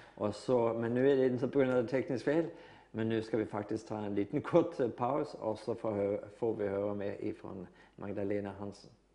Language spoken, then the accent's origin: Swedish; Norway; Swedish is a second language; jag är norsk